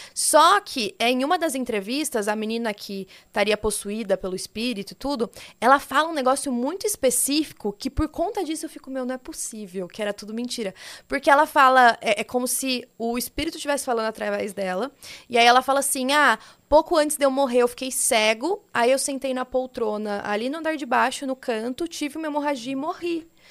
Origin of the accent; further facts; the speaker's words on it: interior of São Paulo, Brazil; eu sou do interior daqui de São Paulo